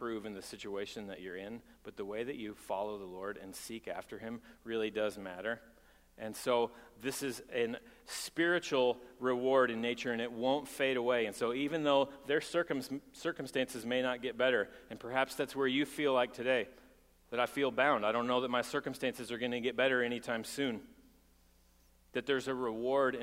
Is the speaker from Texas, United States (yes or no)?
yes; Texas, United States; I'm from Texas, and people pull up their bootstraps in Texas